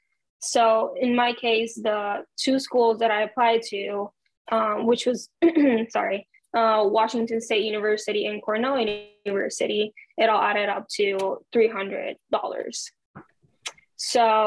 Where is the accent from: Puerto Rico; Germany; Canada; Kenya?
Puerto Rico; English is a second language; I'm from Puerto Rico